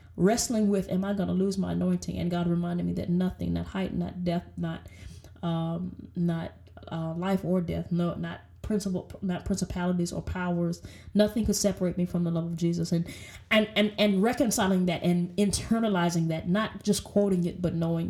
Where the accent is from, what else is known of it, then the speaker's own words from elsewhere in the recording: the South, United States; I'm from the South, and we are Baptist folks